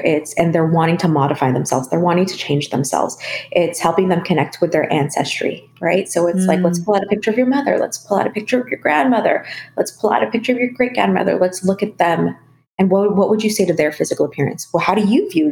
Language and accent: English; Philippines; I am a Filipino woman.